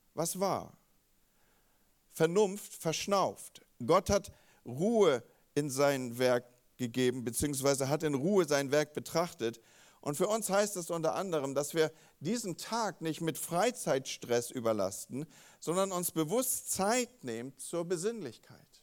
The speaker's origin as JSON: {"language": "German", "region": "Northern Germany", "country": "Germany", "also_born_or_lived": "Wolfsburg/Gifhorn area", "said": "als Norddeutsche"}